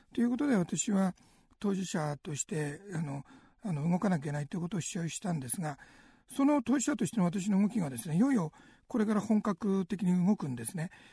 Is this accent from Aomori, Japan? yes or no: yes; Aomori, Japan; now in Tokyo, Japan; 僕は青森育ちなんですが